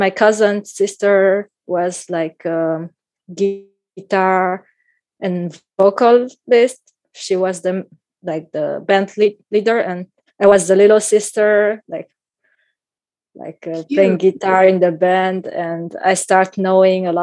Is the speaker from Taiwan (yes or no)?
yes; Taipei, Taiwan; moved away as an adult; now in Tel Aviv, Israel; So I grew up in Taipei, and I was living in Taipei my whole life.